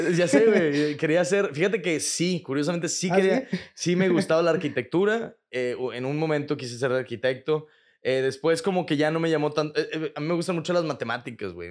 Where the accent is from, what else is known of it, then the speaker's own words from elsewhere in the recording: Monterrey, Nuevo León, Mexico; also born or lived in Chicago, United States; now in Mexico City, Mexico; Yo soy de aquí de Monterrey. Yo soy de Monterrey.